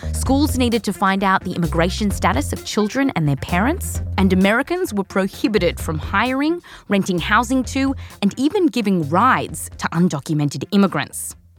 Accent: Australia; also born or lived in California; now in United States; I was born here, raised in Australia.

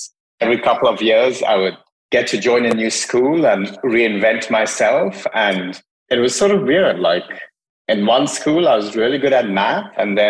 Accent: Hong Kong; also born or lived in India / Dubai / United States; So I grew up mostly in Asia, partly in Hong Kong, spent a fair bit of time in India, did high school in Dubai, undergrad in the States, worked for several years in the States, worked in Europe, did grad school in Europe.

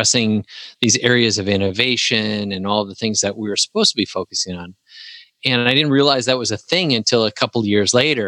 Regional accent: Wisconsin, United States; moved away as an adult; also born or lived in Huntsville, Alabama; now in Tennessee, United States; I was still in my hometown in Wisconsin for a couple more years

